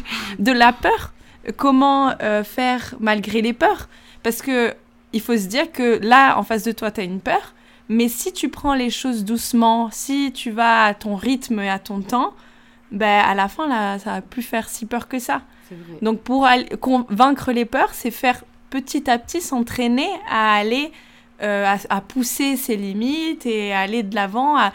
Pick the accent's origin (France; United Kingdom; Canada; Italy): Italy; French is a second language; je vais euh, peut-être égoutter les pâtes parce que en tant que bonne